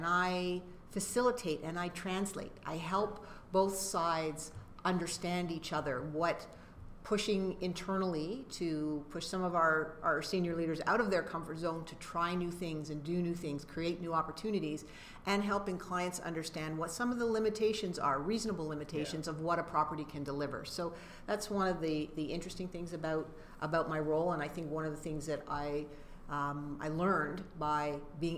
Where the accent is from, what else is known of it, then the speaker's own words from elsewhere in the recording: Canada; we're Canadian